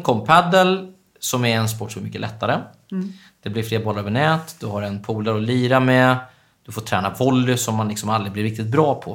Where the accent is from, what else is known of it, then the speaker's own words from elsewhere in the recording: Östergötland, Sweden; moved away as an adult; now in Stockholm, Sweden; jag är uppväxt i Östergötland